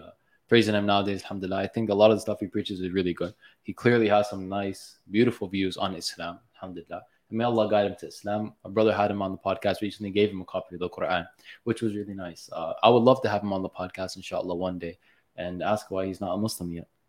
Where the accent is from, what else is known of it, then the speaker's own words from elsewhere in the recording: Mississauga, Ontario, Canada; I'm from Mississauga